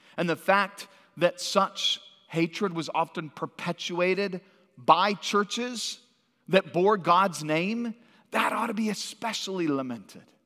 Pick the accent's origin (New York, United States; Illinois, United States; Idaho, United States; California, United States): California, United States; Santa Cruz; moved away; also born or lived in Washington, D.C. / Northwest Arkansas; I grew up in Santa Cruz, California.